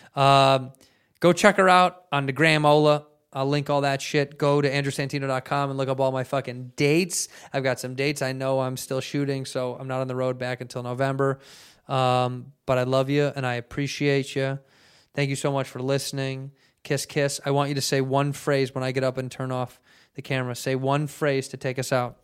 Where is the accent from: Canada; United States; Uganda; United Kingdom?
United States; I'm American.